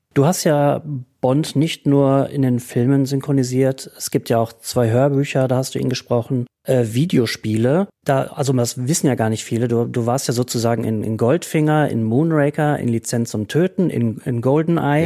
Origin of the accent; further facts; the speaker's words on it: Berlin, Germany; Als Berliner bin ich